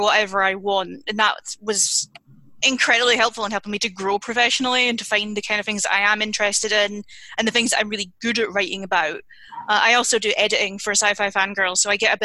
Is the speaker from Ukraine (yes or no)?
no; United Kingdom; being British